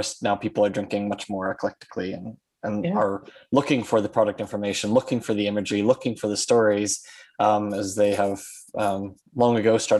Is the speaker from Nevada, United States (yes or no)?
no; Kansas, United States; also born or lived in Germany; You know, I'm speaking now from Kansas on this one, and growing up here